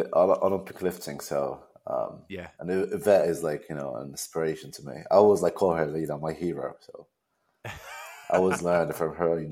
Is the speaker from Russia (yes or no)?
no; Kuwait; moved away as an adult; also born or lived in Richmond, Virginia, United States / London, United Kingdom; I'm from Kuwait. And I still live in Kuwait. I mean, I lived all around the world. I mean, I lived in the U.S., did my bachelor there, and VCU, Richmond, Virginia. Then I moved to London